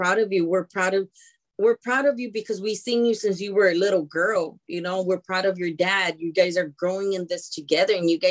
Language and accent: English; Lynwood, California, United States; also born or lived in East Los Angeles, California; born and raised in Linwood.